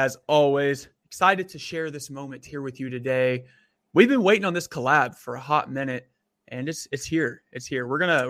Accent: Seattle, Washington, United States; now in Erie, United States; I came from Seattle, Washington to here, and I decided to stay here.

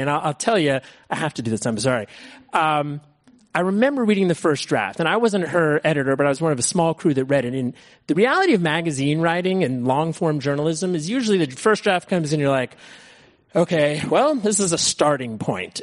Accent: Berkeley, California, United States; also born or lived in San Francisco; now in Marin, United States; I grew up in the Bay Area. I grew up in Berkeley in San Francisco

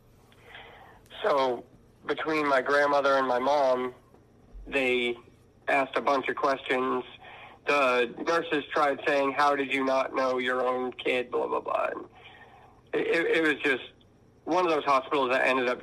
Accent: Maine, United States; also born or lived in Vermont; I ended up being raised in Maine

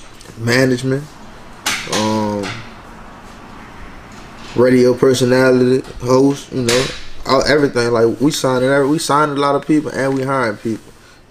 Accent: New Orleans, Louisiana, United States; also born or lived in Baton Rouge / Mississippi / Texas; I'm from Uptown. Feel me? I grew up 2327 General Persian Street.

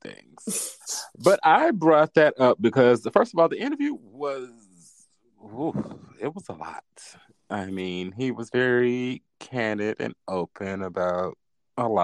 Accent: the South, United States; We from the South. Well, I'm from the South

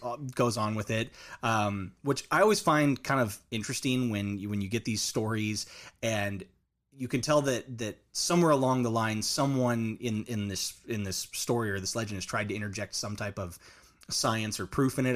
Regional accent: Orange County, California, United States; moved away; also born or lived in Canadian, Oklahoma; I, I, I was originally born and raised in a, in a coastal beach town, uh, Mm-hmm. in Orange County, California

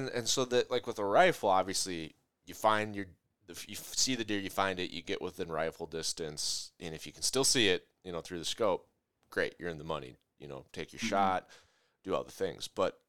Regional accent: Minnesota, United States; I'm from Minnesota, so you get, a different look in Minnesota, Iowa, Wisconsin, Canada.

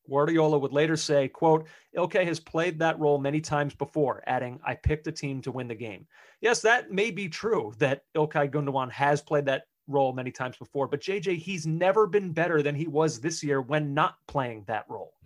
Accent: United States; we as American soccer fans

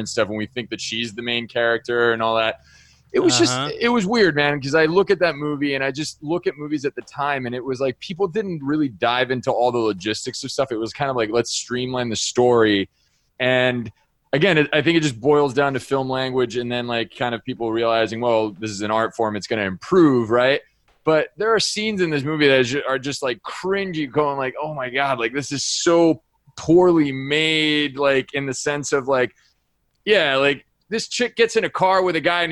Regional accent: New Jersey, United States; also born or lived in California; I grew up, my middle school and high school years were in New Jersey

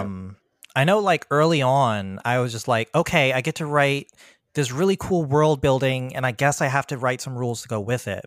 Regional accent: PG County, Maryland, United States; born or raised there; also born or lived in Virginia

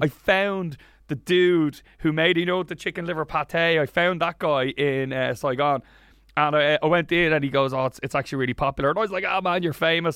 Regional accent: Wicklow, Leinster, Ireland; I grew up in Wicklow.

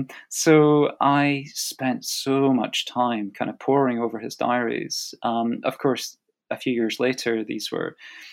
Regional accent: United Kingdom; as a British historian working in the U.K., you know, getting to the U.S. to conduct the archival research

